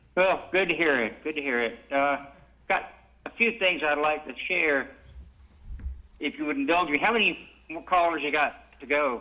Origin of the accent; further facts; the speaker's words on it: Lima, Peru; now in New York, United States; I'm from Lima, Peru